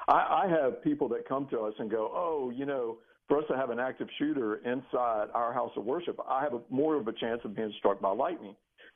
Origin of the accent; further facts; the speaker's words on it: Texas, United States; moved away as an adult; now in Florida, United States; I grew up in Texas and probably about an hour and a half away from where this happened.